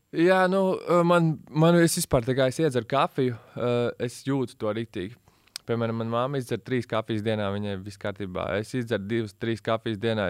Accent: Latvia; also born or lived in United States / England; es visu mūžu šeit dzīvoju.

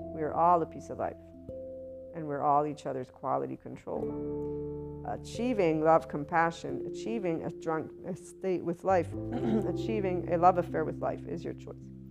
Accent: United States; As an American

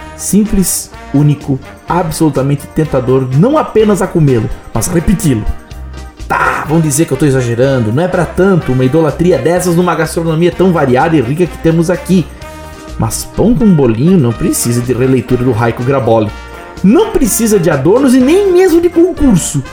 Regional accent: Blumenau, Santa Catarina, Brazil; Em Blumenau, isto é iguaria, lei magna da culinária da minha terrinha.

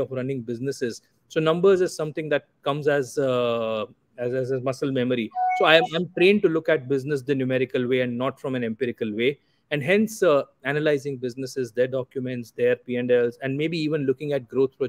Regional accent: Anand, Gujarat, India; moved away as an adult; also born or lived in Dubai; So I grew up in a very small town called Anand in Gujarat, western part of India. I am Gujarati by origin.

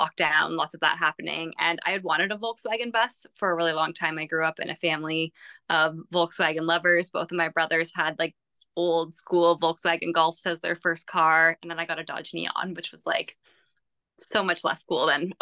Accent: Belleville, Ontario, Canada; I'm from Belleville, which is literally just the bridge over into the island that is Prince Edward County

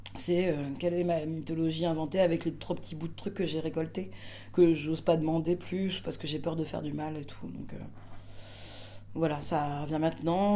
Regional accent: Martinique; je suis martiniquaise

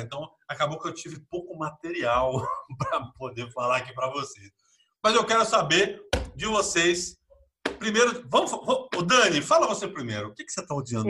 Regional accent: São Vicente, São Paulo, Brazil; eu sou de São Vicente

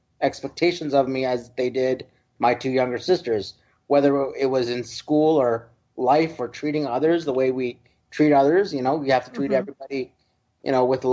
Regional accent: Toronto, Ontario, Canada; also born or lived in East York, Ontario / Mississauga, Ontario / Bangalore, India (ancestry); I was born and raised in Toronto. I'm a Toronto boy through and through

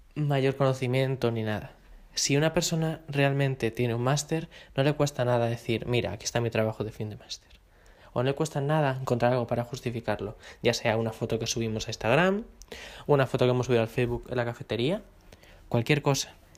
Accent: Madrid, Community of Madrid, Spain; yo como madrileño

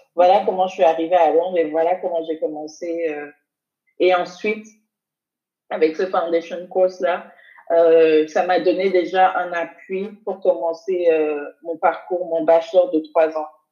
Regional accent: Benin; moved away as an adult; now in London, United Kingdom; j'ai grandi au Bénin pendant 17 ans

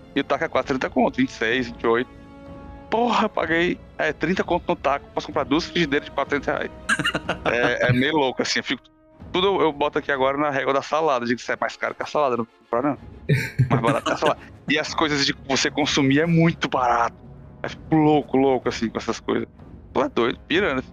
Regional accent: Brazil; moved away as an adult; now in Australia; Eu sou do Brasil

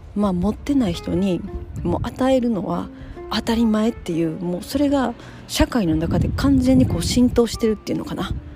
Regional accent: Kansai, Japan; 私は関西ですけど

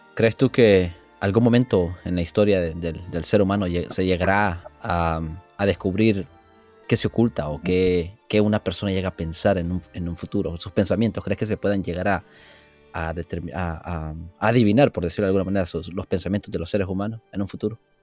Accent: El Salvador; now in California, United States; yo vengo un poco del trópico, del Salvador, y allá no es húmedo

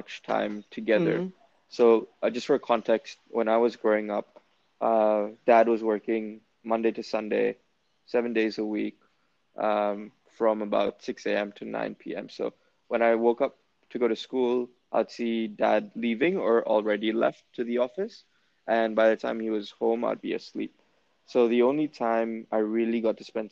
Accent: Jakarta, Indonesia; growing up in Jakarta

